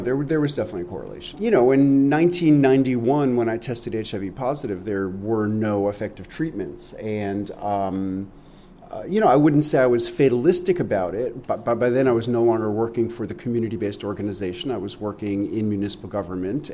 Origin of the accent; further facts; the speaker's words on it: New York City, New York, United States; moved away; I grew up in New York City and I was such a naive city kid